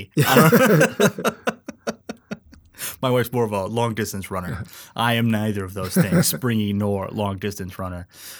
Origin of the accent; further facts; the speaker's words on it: Alaska, United States; I grew up in Alaska.